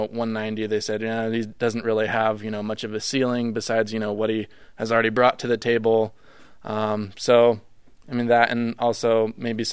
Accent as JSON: {"language": "English", "region": "Mississippi", "country": "United States", "tie": "born or raised there", "said": "I was born in Mississippi"}